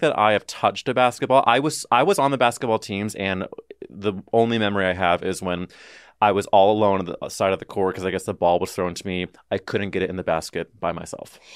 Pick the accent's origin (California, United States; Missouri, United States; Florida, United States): Missouri, United States; St. Louis; growing up in the Midwest in a very specific sliver of Saint Louis